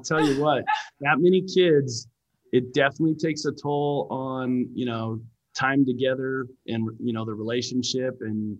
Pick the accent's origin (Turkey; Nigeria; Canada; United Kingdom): Canada; Lethbridge, Alberta; I grew up in Canada. I was born and raised in Canada. My family moved around a ton when I was a kid.